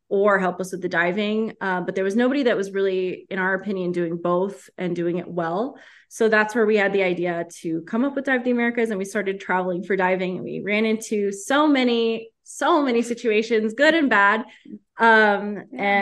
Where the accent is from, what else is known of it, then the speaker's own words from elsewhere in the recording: Costa Rica; also born or lived in United States / Mexico; Yeah, I'm actually from Costa Rica. I was born and raised here, so this is like home for me. Um, my dad is from Florida. He moved to Costa Rica when he was 19, and he's been here ever since.